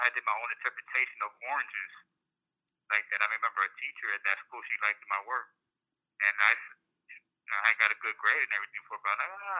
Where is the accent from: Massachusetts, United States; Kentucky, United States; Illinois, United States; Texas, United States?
Illinois, United States; Elgin; also born or lived in Puerto Rico; I grew up in Elgin, back and forth from Elgin in Puerto Rico, right down the street from where the studio was at.